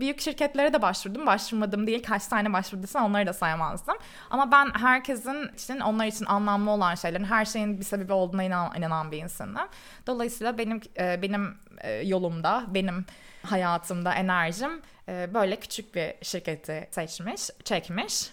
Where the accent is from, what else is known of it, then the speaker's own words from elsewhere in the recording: Istanbul, Turkey; moved away as an adult; also born or lived in Canada; now in London, United Kingdom; Ben İstanbul'da doğdum büyüdüm.